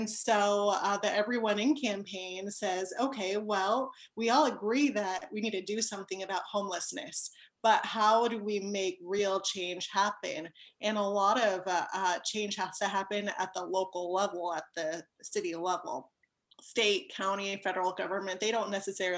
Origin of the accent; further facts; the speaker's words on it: South Pasadena, California, United States; now in Rosemead, United States; I was raised in South Pasadena